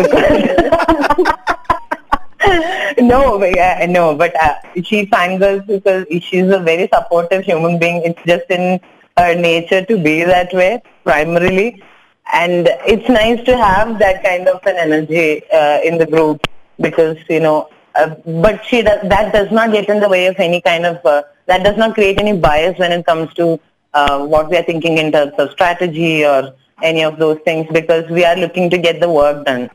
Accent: Kochi, Kerala, India; first language Tamil; English is a second language; moved away as an adult; now in Hyderabad, India; I'm actually from Kochi. I'm a Tamil speaker, but raised in Kerala, so I know Malayalam as well.

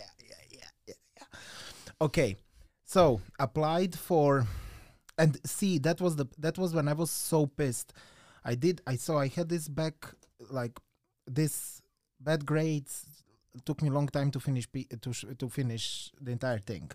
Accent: Croatia; moved away as an adult; I'm from an island

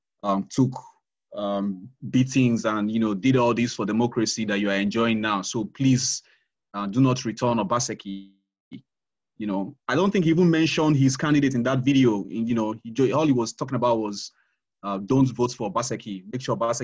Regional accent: Uromi, Edo, Nigeria; I'm from Uromi, Arure

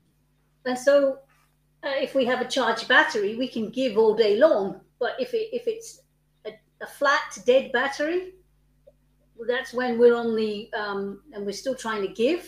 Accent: United Kingdom; I'm British

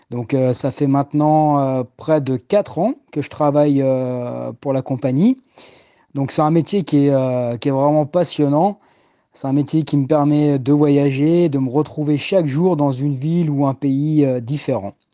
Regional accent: Paris, Île-de-France, France; Eh oui, je suis né à Paris et j'y ai pratiquement toujours vécu. Je vis avec euh, mes parents et mon petit frère dans le sud de Paris, dans le 13e arrondissement.

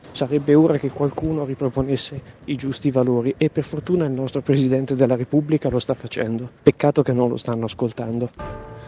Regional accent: Modena, Emilia-Romagna, Italy; now in Rome, Italy; Io sono modenese

